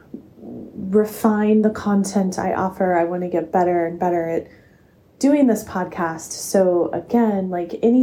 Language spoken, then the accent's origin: English; Asheville, North Carolina, United States; my hometown in Asheville, North Carolina